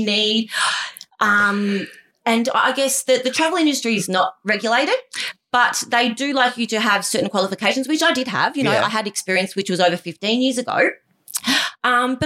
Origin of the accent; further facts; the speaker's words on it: Melbourne, Victoria, Australia; We grew up in Broadmeadows. So, a town outskirts of Melbourne.